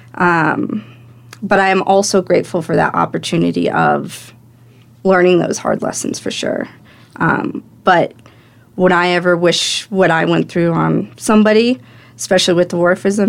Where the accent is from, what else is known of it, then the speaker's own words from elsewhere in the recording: Fairplay, Colorado, United States; I grew up in Fair Play, Colorado